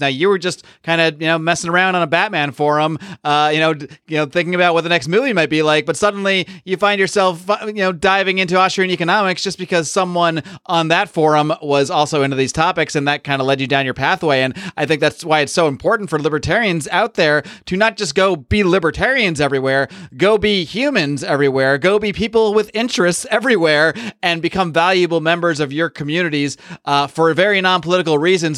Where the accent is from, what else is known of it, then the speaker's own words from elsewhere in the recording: Northeast, United States; moved away; I grew up in the Northeast